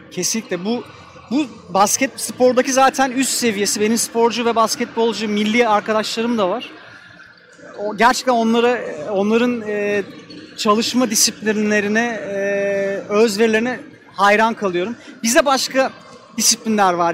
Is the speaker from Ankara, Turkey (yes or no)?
yes; Ankara, Turkey; Bizim Ankara'da çocukluğumuz gerçekten basketbolla geçti.